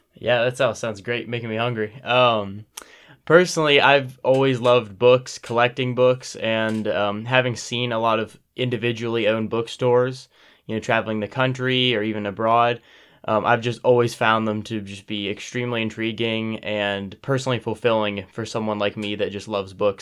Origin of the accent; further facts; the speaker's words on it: Powell, Ohio, United States; I'm from a town, uh, thirty minutes north here, eh, called Powell